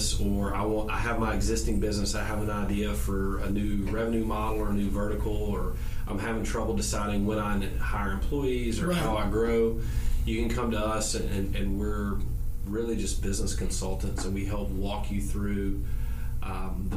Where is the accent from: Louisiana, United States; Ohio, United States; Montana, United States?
Louisiana, United States; Winnfield; moved away as an adult; also born or lived in Ruston, Louisiana / Baton Rouge, Louisiana; now in Shreveport, United States; I'm originally from Winfield, Louisiana